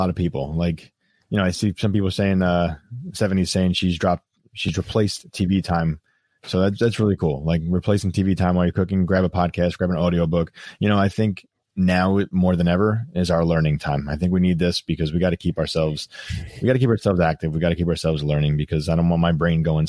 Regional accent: New York, United States; I'm a New Yorker over here.

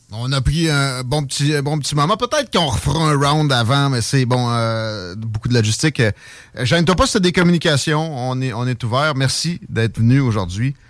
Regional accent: Chaudière, Quebec, Canada; je suis de la Chaudière, tu, tu sais de quoi je parle avec Saint-Nic qui euh, moi je suis un, gars originaire de là

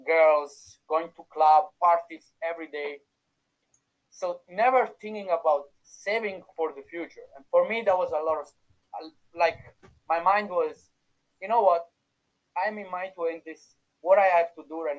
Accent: Italy; accent: Italian; English is a second language; moved away as an adult; now in Dublin, Ireland; You can still feel my Italian accent

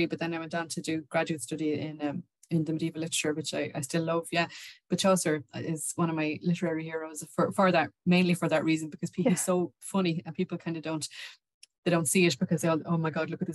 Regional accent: Wexford, Leinster, Ireland; I'm from Wexford

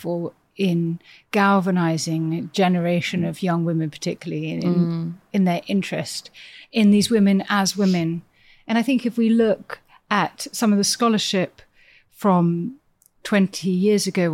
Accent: Cheam, London, United Kingdom; I grew up in Cheam, which is near Nonsuch Palace

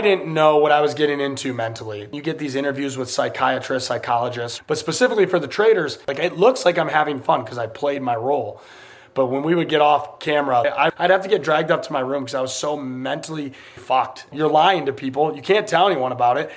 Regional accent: United States; I'm American

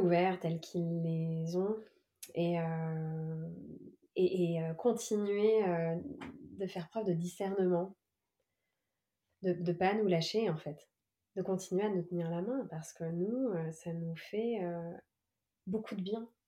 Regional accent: Évry, Île-de-France, France; j'ai passé euh, de 9 à 18 ans dans la ville d'Evry en Essonne

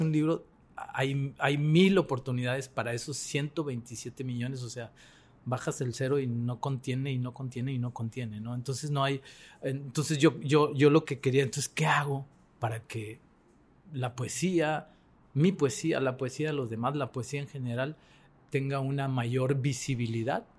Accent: Mexico; yo como mexicano

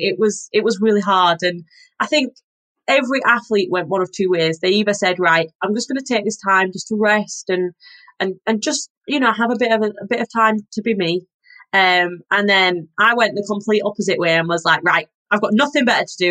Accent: Yorkshire and the Humber, United Kingdom; I'm from Yorkshire, so I had a very northern diet growing up.

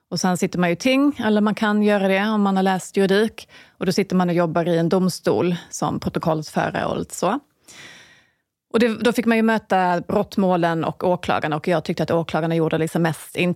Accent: Skåne, Sweden; Jag är från Skåne. Och eh, lite mer eh, väster söderut än du, gissar jag.

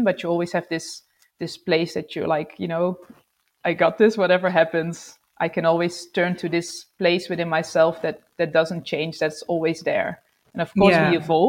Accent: Netherlands; moved away as an adult; also born or lived in Sydney, Australia / Melbourne, Australia; we moved to the Netherlands, where I'm from

